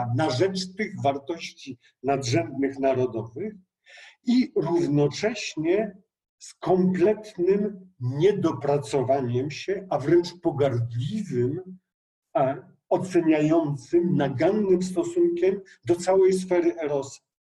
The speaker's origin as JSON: {"language": "Polish", "area": "Bieszczady", "region": "Subcarpathian Voivodeship", "country": "Poland", "said": "ja jestem z Bieszczad"}